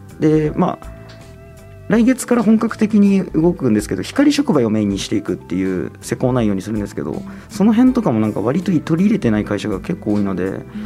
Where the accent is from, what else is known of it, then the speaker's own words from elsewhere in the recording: Minamibōsō, Chiba, Japan; moved away as an adult; now in Tokyo, Japan; 葉県の南房総の方ですね。下下の方です。南の方